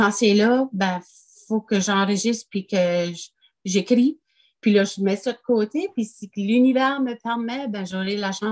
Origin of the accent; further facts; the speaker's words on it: France; je suis française, ça fait que j'écris en français